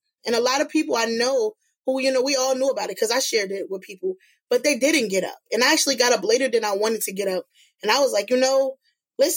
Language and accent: English; Newark, New Jersey, United States; I'm a Newark native. I come from the West Ward. I was born and raised in Ivy Hill.